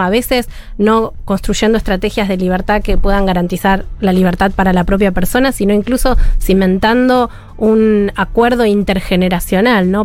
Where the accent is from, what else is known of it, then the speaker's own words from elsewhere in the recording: Argentina; como buena argentina